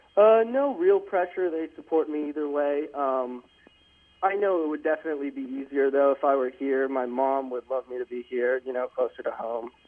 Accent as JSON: {"language": "English", "town": "Atlanta", "region": "Georgia", "country": "United States", "moved": "as an adult", "lives_now": "Berkeley, United States", "said": "I'm from Atlanta, Georgia, so I'm paying out-of-state tuition"}